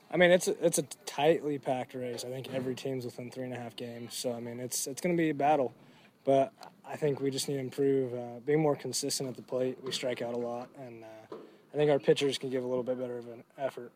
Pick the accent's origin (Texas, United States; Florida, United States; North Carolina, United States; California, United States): California, United States; I grew up in California